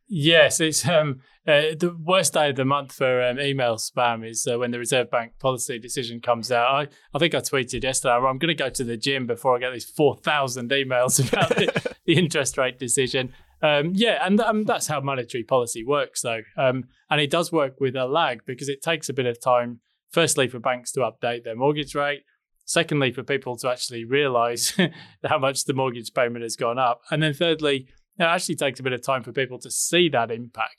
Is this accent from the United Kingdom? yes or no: yes; England, United Kingdom; moved away as an adult; now in Noosa Springs, Australia; I'm originally English, as you can hear